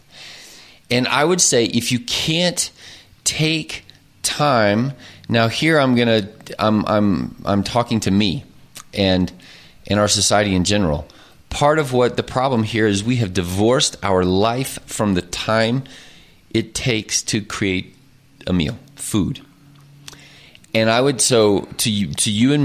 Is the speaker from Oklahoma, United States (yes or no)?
yes; Oklahoma, United States; moved away; I grew up in Oklahoma. I am an Oklahoman.